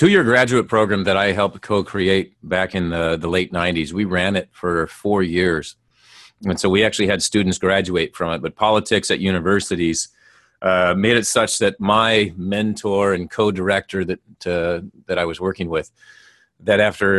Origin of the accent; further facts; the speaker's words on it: Minnesota, United States; Well, I grew up in Minnesota.